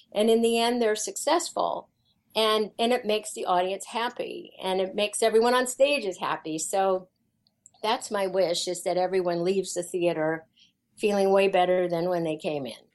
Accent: Kansas, United States; I grew up in Kansas, and uh, my mom was um, a music teacher

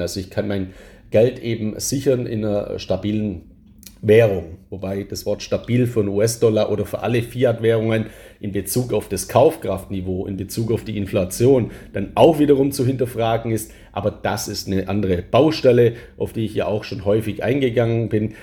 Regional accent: Germany; als Deutscher

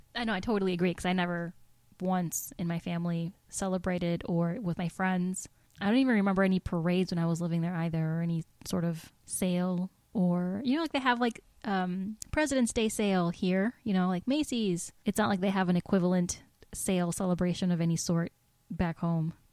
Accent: Mexico; moved away; I'm from Mexico

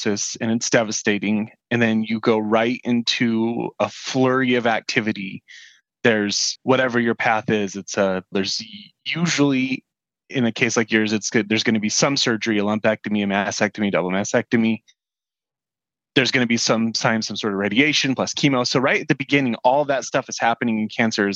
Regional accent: Salt Lake City, Utah, United States; I'm from Salt Lake City, Utah

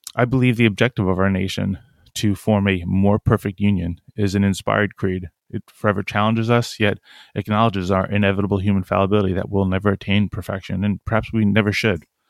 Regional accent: Long Island, New York, United States; also born or lived in Brooklyn, New York / Philadelphia / Newport, Rhode Island / Japan; I grew up on Long Island, nearby

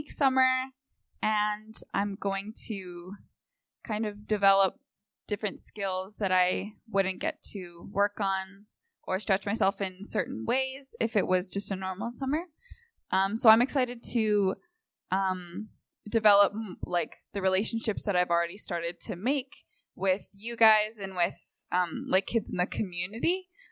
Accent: Westlock, Alberta, Canada; also born or lived in Barrhead; I grew up in between Westlock and Barrhead

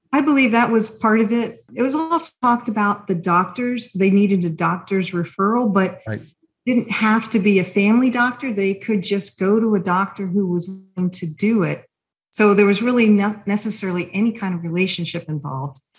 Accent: Columbus, Ohio, United States; moved away as an adult; now in Cincinnati, United States; I grew up in Columbus

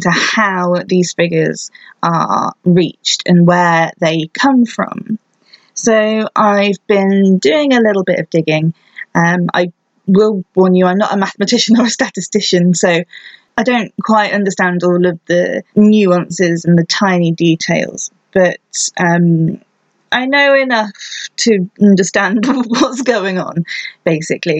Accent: United Kingdom; I'm British

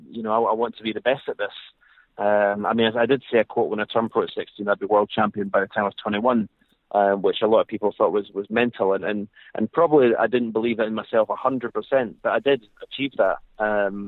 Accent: Scotland, United Kingdom; as a Scotsman

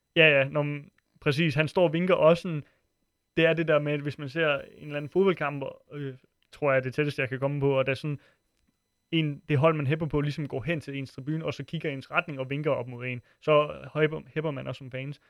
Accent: Funen, Southern Denmark, Denmark; moved away; jeg kommer fra Fyn oprindeligt

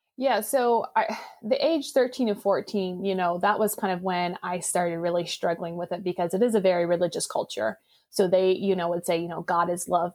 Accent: Indiana, United States; I was born and raised in Indiana and I grew up in an Amish culture

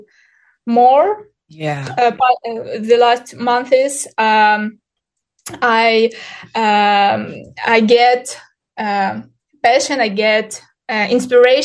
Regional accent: Ukraine; English is a second language; moved away as an adult; now in Turkey; I'm from Ukraine. Now, this month, I'm living in Turkey.

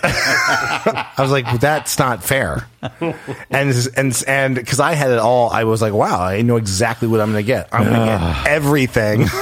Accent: Los Angeles, California, United States; growing up in Los Angeles because everyone, it's a small community if you grow up here

